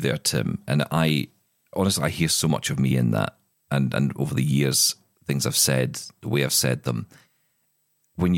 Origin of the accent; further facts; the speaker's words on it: Glasgow, Scotland, United Kingdom; I'm from Glasgow